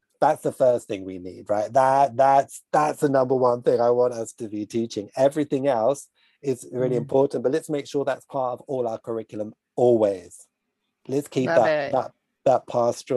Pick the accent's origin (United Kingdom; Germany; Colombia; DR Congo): United Kingdom; I'm British